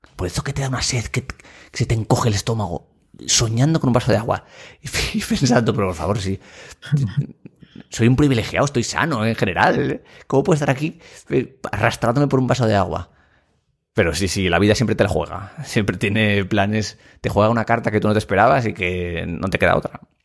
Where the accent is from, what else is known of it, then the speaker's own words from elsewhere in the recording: Asturias, Spain; also born or lived in Madrid / Gijón; somos asturianos